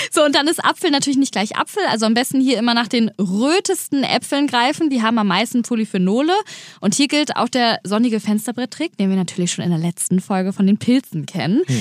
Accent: Germany; hier bei uns in Deutschland

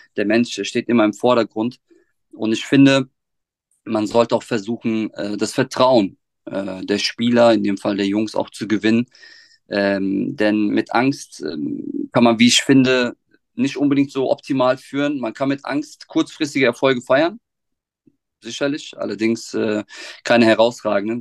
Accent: Offenbach am Main, Hesse, Germany; ich bin gebürtiger Offenmacher, ähm, habe auch meine schulische Laufbahn in Offenbach durchlaufen

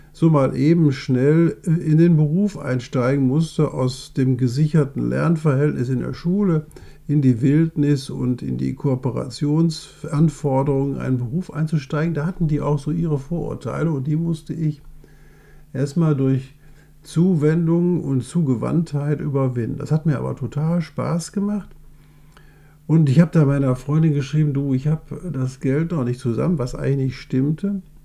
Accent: Essen, North Rhine-Westphalia, Germany; accent: Ruhrgebietsslang; bei uns in Essen

